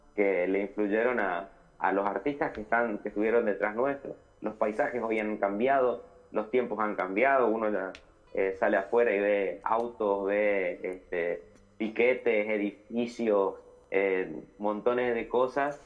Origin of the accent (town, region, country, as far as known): Litoral, Argentina